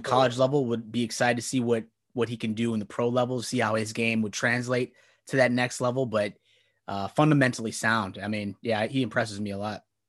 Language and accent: English; Midwest, United States; We grew up in the Midwest